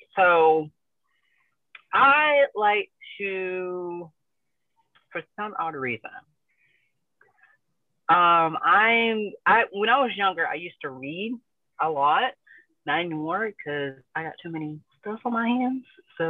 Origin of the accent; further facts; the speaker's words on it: North Carolina, United States; Born and raised in North Carolina all my life.